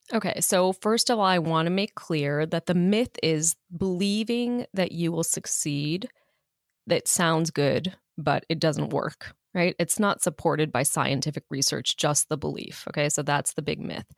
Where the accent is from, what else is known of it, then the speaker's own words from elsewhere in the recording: Chicago, Illinois, United States; moved away; when I grew up in Chicago